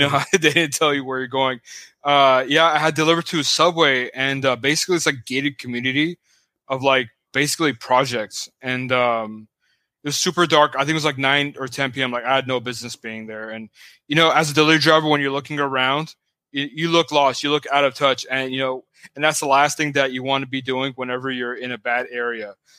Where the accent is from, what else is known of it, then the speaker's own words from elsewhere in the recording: Pasadena, California, United States; also born or lived in Hollywood, Los Angeles / West San Fernando Valley; the first half of my life, I grew up in Pasadena.